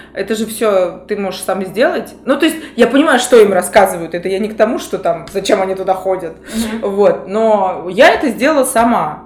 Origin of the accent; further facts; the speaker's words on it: Moscow, Russia; Я москвичка